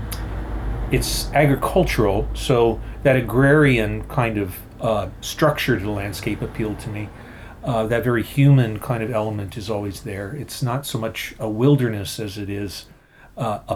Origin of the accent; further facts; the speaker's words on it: Philadelphia, Pennsylvania, United States; I'm from the Philadelphia area. I've taught at Swarthmore College, just outside of Philadelphia, for over 30 years now.